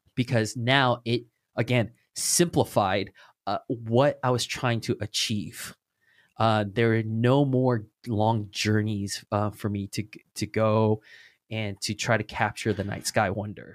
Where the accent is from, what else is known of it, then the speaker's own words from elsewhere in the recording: Orange County, California, United States; I'm from the Orange County